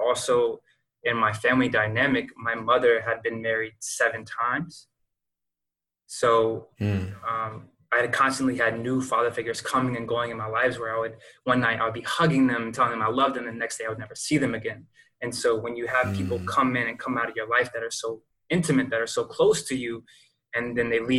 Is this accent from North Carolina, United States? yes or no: yes; Lexington, North Carolina, United States; moved away as an adult; also born or lived in Seattle / Jacksonville, Florida; moving from my hometown, Lexington, North Carolina